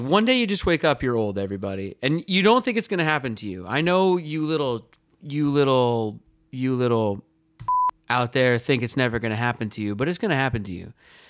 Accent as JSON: {"language": "English", "region": "California", "country": "United States", "said": "But I'm from the place, I'm from California, and I want a little freedom."}